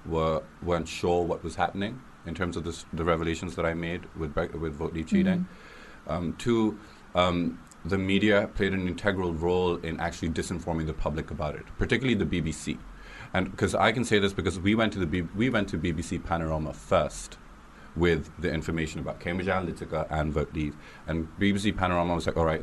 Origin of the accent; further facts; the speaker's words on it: Karachi, Sindh, Pakistan; now in United Kingdom; I grew up in Karachi, Pakistan.